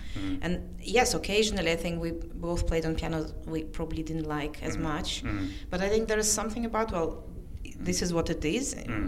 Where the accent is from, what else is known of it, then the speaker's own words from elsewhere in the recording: Russia; I'm from Russia, so I mean, I thought, I wouldn't know such.